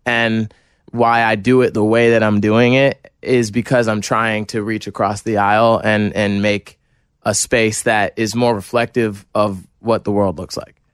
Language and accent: English; New Jersey, United States; I'm from New Jersey, from a small town in New Jersey